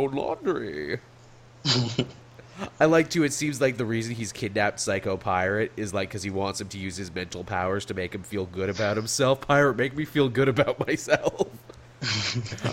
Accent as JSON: {"language": "English", "country": "Canada", "said": "as a Canadian"}